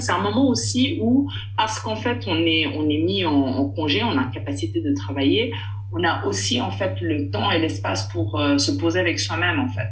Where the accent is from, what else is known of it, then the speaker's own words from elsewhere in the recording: Switzerland; je suis née en Suisse, grandie en Suisse